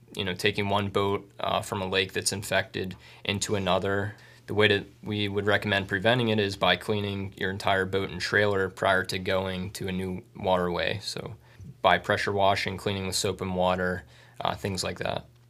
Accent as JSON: {"language": "English", "area": "Bucks County", "region": "Pennsylvania", "country": "United States", "moved": "yes", "lives_now": "Tunkhannock, United States", "said": "I'm originally from Bucks County"}